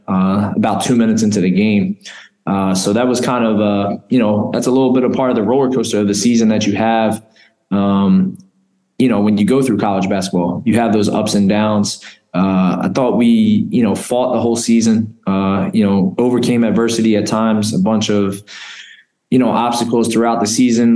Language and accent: English; Philadelphia, Pennsylvania, United States; moved away as an adult; now in Albany, United States; I'm a Philly guy. Um, been there all my life. I've only been out of Philadelphia twice